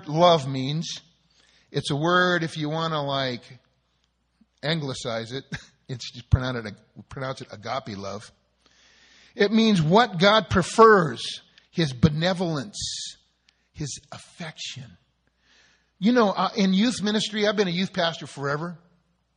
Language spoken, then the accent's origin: English; Southern California, United States; born or raised there